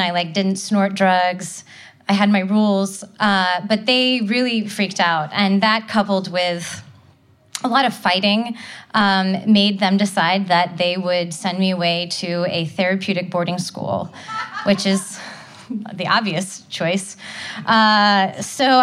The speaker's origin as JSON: {"language": "English", "town": "Nashville", "region": "Tennessee", "country": "United States", "tie": "born or raised there", "said": "I was growing up in Nashville, Tennessee"}